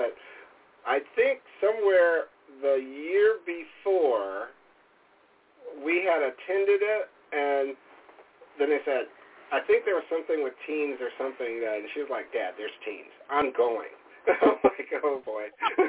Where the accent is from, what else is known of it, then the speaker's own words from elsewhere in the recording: San Antonio, Texas, United States; now in Wisconsin, United States; Really, we live in Wisconsin, but our family's basically from all over, because originally I'm from San Antonio, and by way of the Army, lived all over the world.